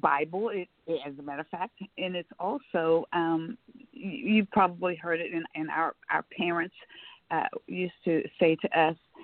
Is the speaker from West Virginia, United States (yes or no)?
no; Omaha, Nebraska, United States; moved away; when I was growing up in Omaha, Nebraska